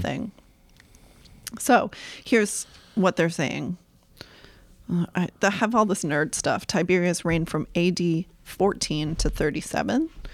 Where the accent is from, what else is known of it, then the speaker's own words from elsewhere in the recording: Topsham, Maine, United States; Topsom, Maine